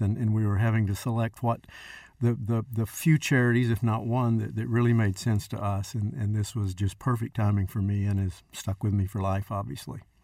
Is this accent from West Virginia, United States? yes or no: no; West Texas, United States; I'm the only native Texan, fifth generation West Texan